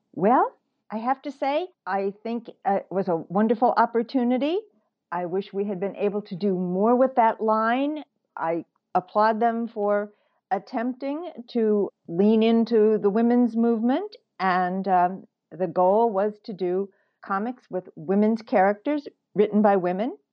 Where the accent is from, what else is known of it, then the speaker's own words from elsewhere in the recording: St. Louis, Missouri, United States; moved away as an adult; now in New York, United States; I grew up in the Midwest